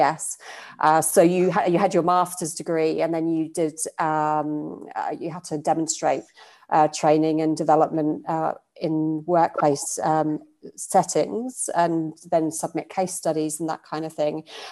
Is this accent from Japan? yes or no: no; United Kingdom; moved away as an adult; now in Australia; you probably pick up from my accent. I'm from the UK originally